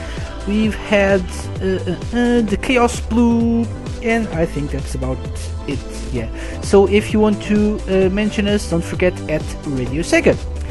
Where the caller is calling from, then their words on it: Portugal; I'm live from Portugal, and I'm live to play you the most requested songs of the week